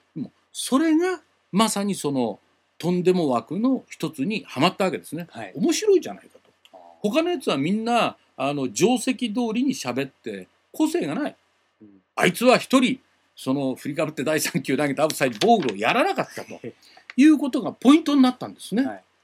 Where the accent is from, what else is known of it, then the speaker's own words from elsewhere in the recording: Tokyo area, Japan; accent: standard Japanese; 東京圏出身は私だけだったんです